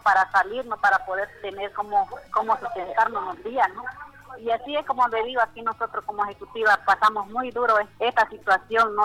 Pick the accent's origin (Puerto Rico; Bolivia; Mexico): Bolivia; Beni; now in La Paz, Bolivia; yo soy del Beni